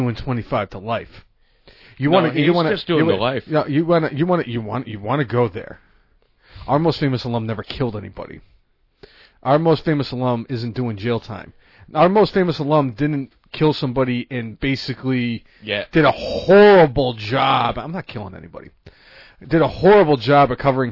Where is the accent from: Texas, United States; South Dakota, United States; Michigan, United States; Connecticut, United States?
Connecticut, United States; Hartford; I'm from Hartford, born and raised